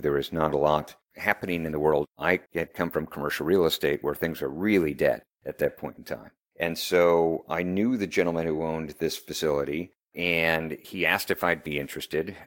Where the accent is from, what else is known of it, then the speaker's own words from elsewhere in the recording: Chicago, Illinois, United States; I'm from Chicago, Illinois